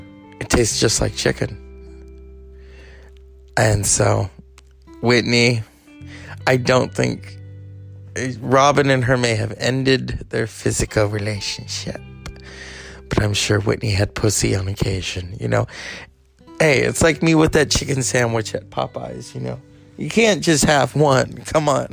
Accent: Mexico; As a Mexican

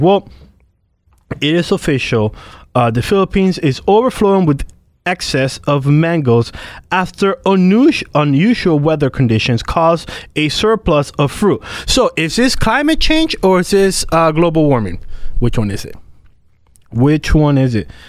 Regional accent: Puerto Rico; now in United States; I'm from Puerto Rico.

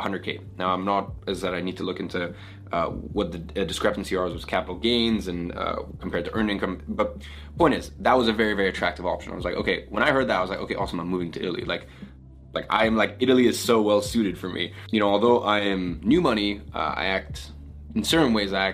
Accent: London, United Kingdom; moved away as an adult; now in Dubai, United Arab Emirates; I come from London, right? So like London, and I always live in Knightsbridge, Chelsea

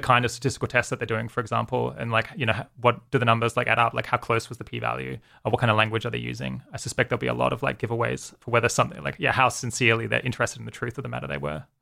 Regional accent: Australia; moved away as an adult; also born or lived in United Kingdom; now in California, United States; grew up in Australia, lived there for, I guess, until I was twenty-six and then, uh, moved to the U K

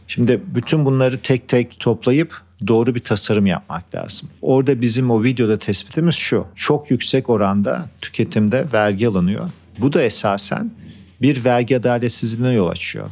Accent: Turkey; moved away as an adult; also born or lived in United States; Ben Türkiye'de doğdum büyüdüm. 24 yaşına gittim Amerika'ya.

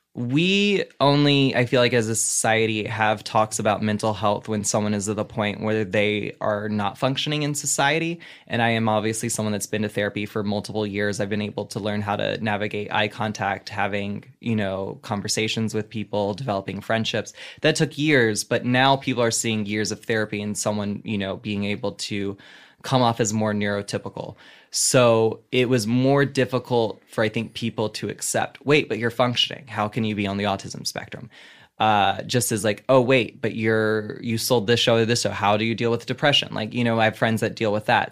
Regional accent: the Bible Belt, the South, United States; moved away; I grew up in the Bible Belt.

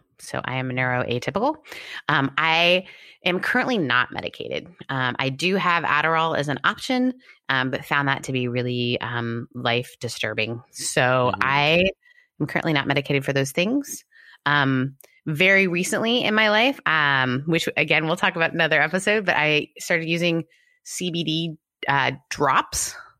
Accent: Canada; also born or lived in United Kingdom; I'm Canadian and British. We just become comedians. We don't talk about it.

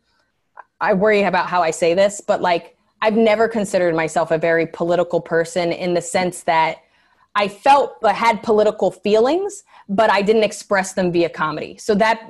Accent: New York, United States; being a New Yorker

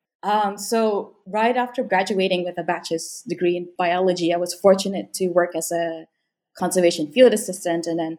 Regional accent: Sarawak, Malaysia; So I was born and raised in Sarawak. I am Bidayuh

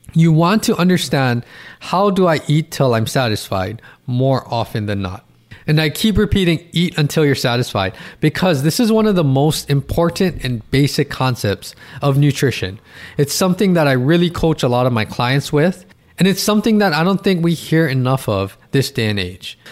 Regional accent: Hawaii, United States; I'm from Hawaii

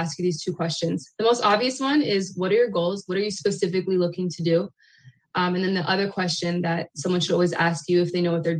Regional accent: Pennsylvania, United States; moved away as an adult; now in Maryland, United States; Originally, I am from Pennsylvania, born and raised. I moved to Maryland about 4 years ago

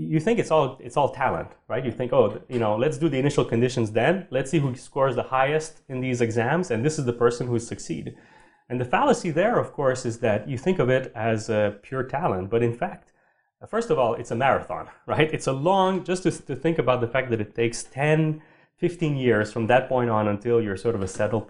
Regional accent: Sherbrooke, Quebec, Canada; moved away; also born or lived in Montreal; I grew up in Sherbrooke

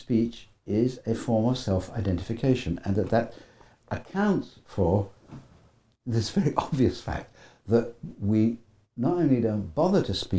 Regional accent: United Kingdom; You know, me as sort of educated Brit and you as educated Canadian.

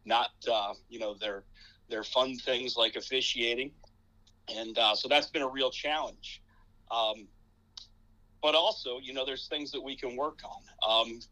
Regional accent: Wooster, Ohio, United States; moved away as an adult; also born or lived in Toledo, Ohio; now in Perrysburg, United States; I grew up down in Northeast Ohio, kind of in the Worcester area

